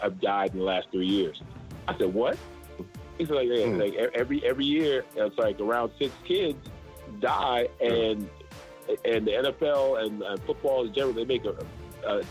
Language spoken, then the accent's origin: English; Charleston, United States; now in Atlanta, United States; I grew up in Charleston. I've been in Atlanta since 07.